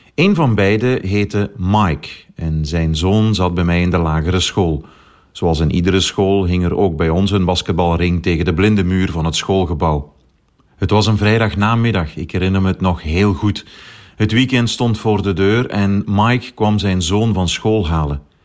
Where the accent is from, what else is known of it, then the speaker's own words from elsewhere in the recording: Tongeren, Flanders, Belgium; Als kind heb ik zelf een aantal jaar basketbal gespeeld bij mijn club in Tongeren, mijn geboorteplaats